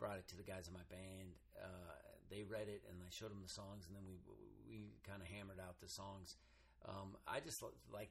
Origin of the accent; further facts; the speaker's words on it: Reno, Nevada, United States; I grew up in Reno